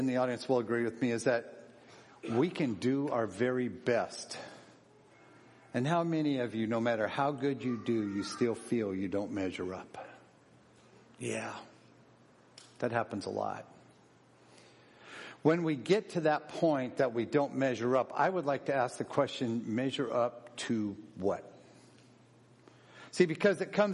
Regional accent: Seattle, Washington, United States; I was born in Seattle, Washington

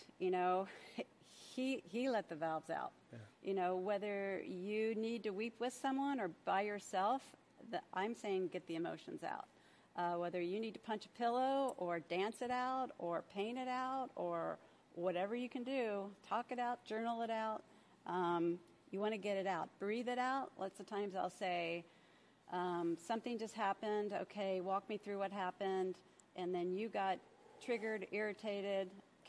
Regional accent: the South, United States; I'm from the South

